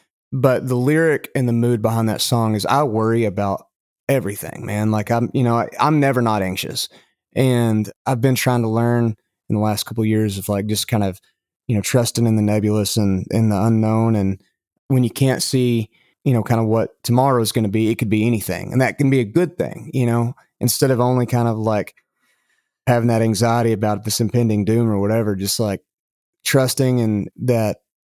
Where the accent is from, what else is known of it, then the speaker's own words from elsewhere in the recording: Lubbock, Texas, United States; hey, you know, I know you're from Amarillo, I'm from Lubbock, and all this stuff.